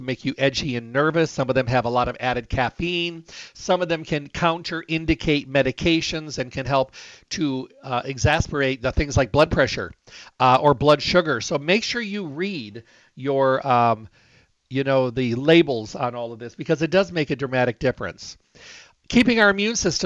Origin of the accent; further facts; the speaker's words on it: Michigan, United States; moved away; Michigan. That's where I was raised